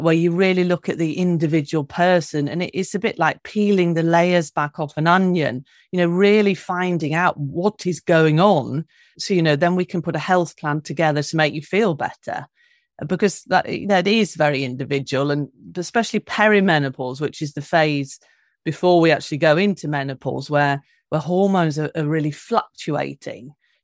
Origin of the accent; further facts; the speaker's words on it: London, United Kingdom; I'm originally from London, from the UK